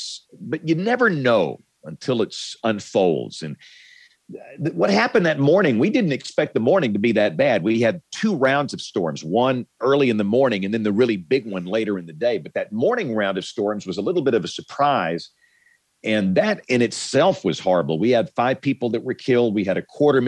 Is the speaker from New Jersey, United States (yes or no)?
no; Greenville, Alabama, United States; also born or lived in Tuscaloosa, Alabama; I'm from a small town in South Alabama. You guys have probably never heard of my hometown. It's called Greenville, Alabama